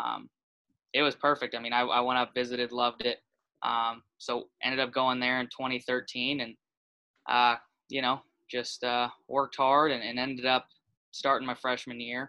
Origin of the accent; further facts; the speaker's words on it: Dallas, Texas, United States; moved away as an adult; also born or lived in South Carolina; now in Tampa, United States; I grew up in Dallas, Texas, so really not anywhere near South Carolina